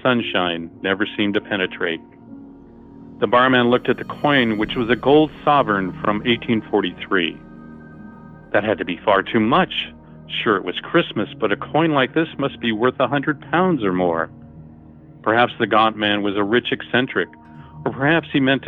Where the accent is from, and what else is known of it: Los Angeles, California, United States; born or raised there; now in Morro Bay, United States